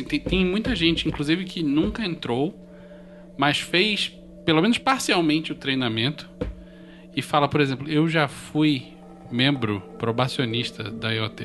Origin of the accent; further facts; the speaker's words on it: Southeast Brazil, Brazil; aqui pra gente do Sudeste